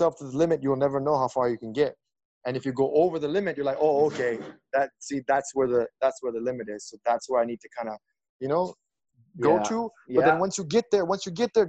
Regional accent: Delhi, India; I'm from Delhi and I'm also a Don

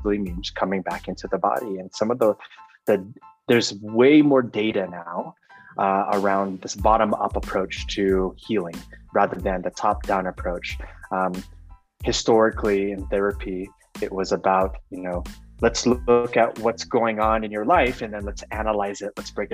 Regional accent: Oakland, California, United States; moved away as an adult; now in San Miguel de Allende, Mexico; I am formerly from the Bay Area native, Oakland, California. Now live in San Miguel de Allende, Mexico

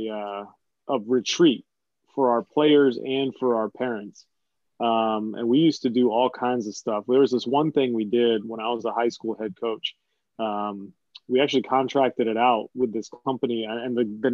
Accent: Virginia, United States; moved away as an adult; now in New England, United States; I'm a New England transplant, so I'm from Virginia

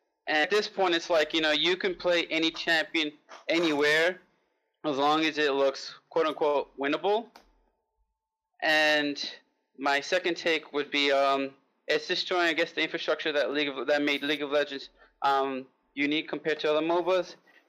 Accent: New York City, New York, United States; I'm from New York City.

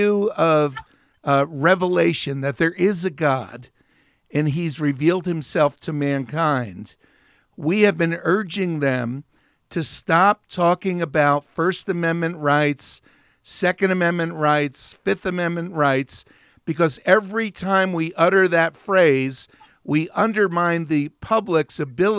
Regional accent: New Jersey, United States; I grew up in New Jersey

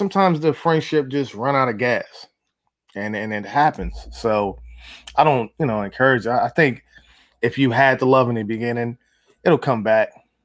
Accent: Los Angeles, California, United States; moved away; I'm originally from Los Angeles

